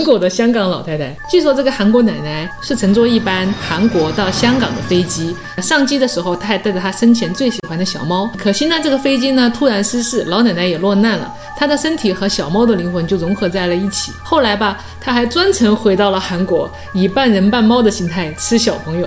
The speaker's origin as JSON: {"language": "Chinese", "region": "Chongqing", "country": "China", "tie": "born or raised there", "said": "重庆，我的老家"}